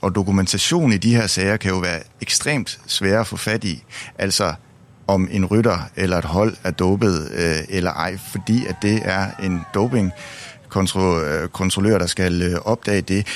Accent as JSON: {"language": "Danish", "country": "Denmark"}